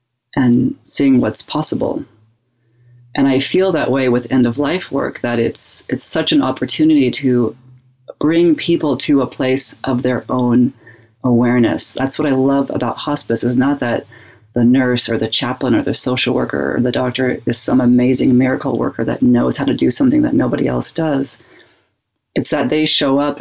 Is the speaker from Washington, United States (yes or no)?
yes; Spokane, Washington, United States; moved away as an adult; also born or lived in Sierra Leone; I grew up in Spokane, Washington, which is a very white community, and I had a white family